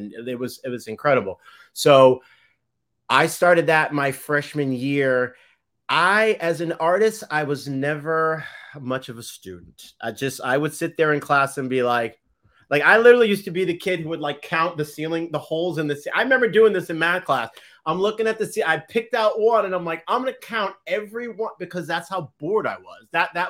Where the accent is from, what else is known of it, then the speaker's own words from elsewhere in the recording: Boston, Massachusetts, United States; Anyway, yes, I'm from Boston.